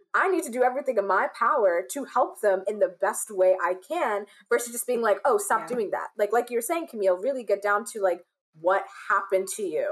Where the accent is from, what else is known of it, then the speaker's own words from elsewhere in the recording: United States; my experience as an African or a child of African immigrants growing up in the United States